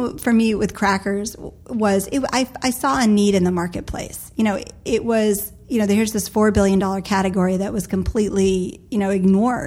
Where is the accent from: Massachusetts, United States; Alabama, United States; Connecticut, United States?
Massachusetts, United States; Cape Cod; I'm from Cape Cod